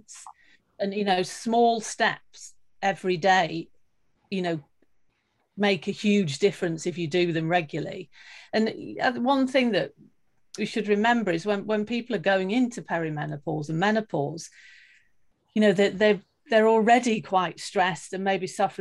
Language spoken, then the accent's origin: English; United Kingdom; now in Sweden; I live in Sweden at the moment, but I am actually British.